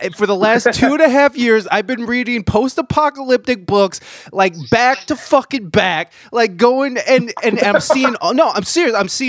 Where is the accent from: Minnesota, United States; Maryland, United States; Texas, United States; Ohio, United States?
Ohio, United States; moved away as an adult; also born or lived in San Diego, California; I'm from Ohio, and that's where I'm currently at. But I spent the last, I moved back here about 2 years ago. But I spent the last about 13 years out in San Diego, California